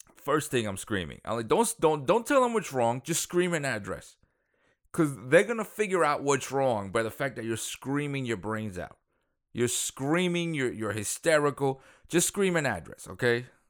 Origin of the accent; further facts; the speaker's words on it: New York City, New York, United States; also born or lived in Dominican Republic; I'm from Dominican Republic, but I grew up in Queens.